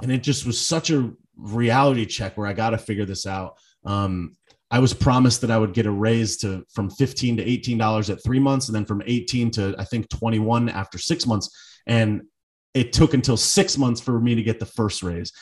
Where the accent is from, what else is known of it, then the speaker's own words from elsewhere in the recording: Connecticut, United States; now in South Florida, United States; I'm from Connecticut.